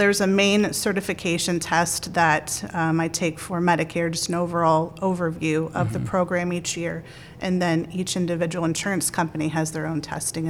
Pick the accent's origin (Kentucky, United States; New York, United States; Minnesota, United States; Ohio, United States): Ohio, United States; Massillon; So I grew up in Perry Township in Maslin, Ohio, and I went to Perry High School.